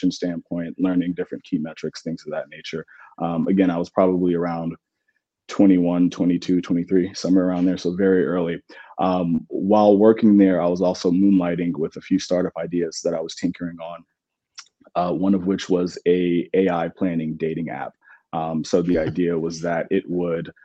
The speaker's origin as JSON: {"language": "English", "town": "Atlanta", "region": "Georgia", "country": "United States", "tie": "born or raised there", "also_born_or_lived": "Clemson", "said": "born and raised in Atlanta."}